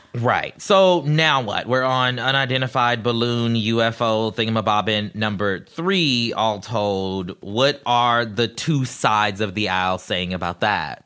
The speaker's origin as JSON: {"language": "English", "town": "Charleston", "region": "South Carolina", "country": "United States", "tie": "born or raised there", "said": "my hometown of Charleston"}